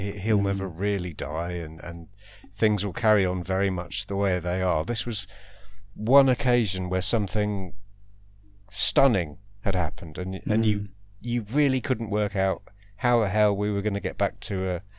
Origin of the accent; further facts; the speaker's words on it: Colchester, East of England, United Kingdom; Then The Lodger was set in Colchester. I'm from Colchester. I'm in Colchester right now.